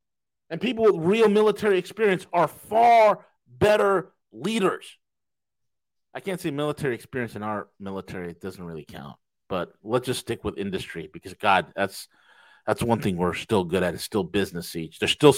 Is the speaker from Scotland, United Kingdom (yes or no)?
no; Yorkshire and the Humber, United Kingdom; No, I'm not from Tennessee. I'm from Yorkshire. That I'm from Yorkshire. That's where I'm from. That this is how we speak.